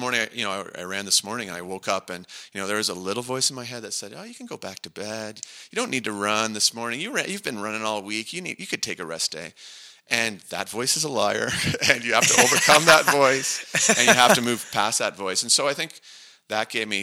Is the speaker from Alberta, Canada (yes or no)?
no; Niagara Falls, Ontario, Canada; I grew up just outside Niagara Falls